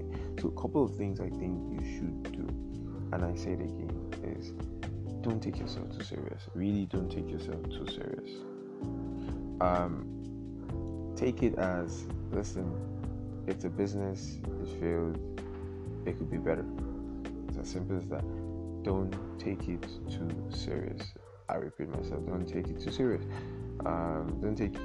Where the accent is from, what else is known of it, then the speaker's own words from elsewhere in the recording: Nigeria; being Nigerian